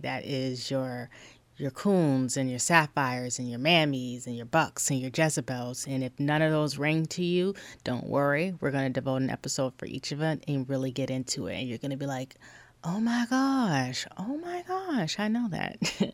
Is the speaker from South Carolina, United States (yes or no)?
yes; South Carolina, United States; I'm from South Carolina, you guys. I'm a Black woman in South Carolina